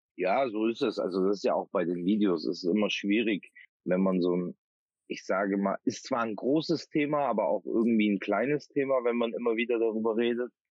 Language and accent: German; Bavaria, Germany; now in Oldenburg, Germany; komme gebürtig aus Bayern